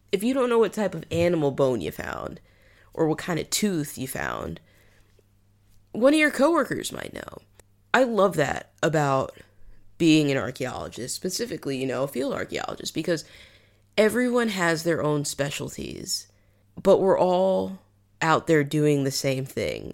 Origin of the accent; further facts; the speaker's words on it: New England, United States; moved away as an adult; also born or lived in Liverpool, United Kingdom; now in United Kingdom; I'm from New England